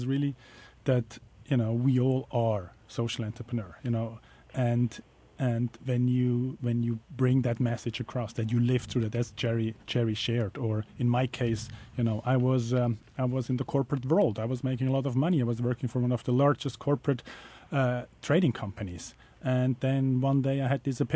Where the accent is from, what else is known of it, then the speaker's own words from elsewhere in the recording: Switzerland; moved away; I'm from Switzerland originally